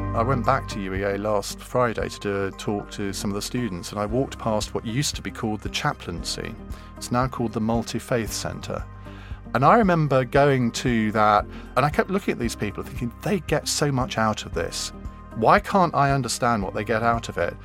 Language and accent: English; Saffron Walden, East of England, United Kingdom; also born or lived in Cambridge; I was born in Cambridge and brought up in Suffren Walden